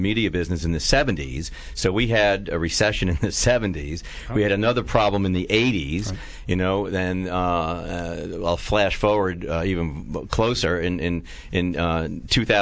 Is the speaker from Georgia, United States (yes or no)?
no; New York City, New York, United States; I'm a New York kid. I grew up in New York City, Manhattan